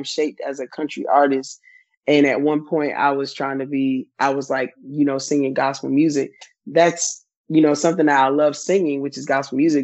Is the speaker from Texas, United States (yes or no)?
no; Goldsboro, North Carolina, United States; now in New York, United States; currently I live in New York, but I'm originally from Goldsboro, North Carolina